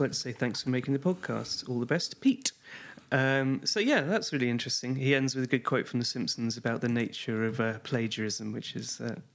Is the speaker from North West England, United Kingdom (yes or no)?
yes; Liverpool, North West England, United Kingdom; I'm from Liverpool and grew up with them.